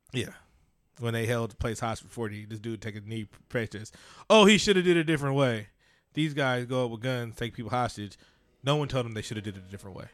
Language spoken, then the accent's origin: English; Oakland, California, United States; I'm from East Oakland, California